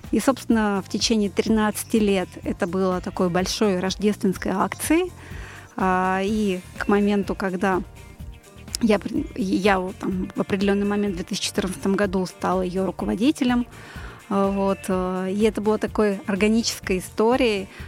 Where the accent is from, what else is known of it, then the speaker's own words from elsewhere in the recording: Novosibirsk, Novosibirsk Oblast, Russia; born there; now in Moscow Oblast, Russia; я родилась в славном городе Новосибирск. {S1} Далеко. Э, {S4} да, сейчас живу в Подмосковье